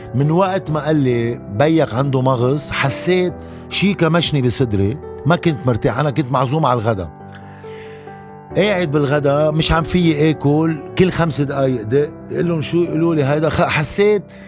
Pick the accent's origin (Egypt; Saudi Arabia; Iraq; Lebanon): Lebanon; ضيعتي اللي هو بحبها، اللي هي عبر اللي ربيت فيها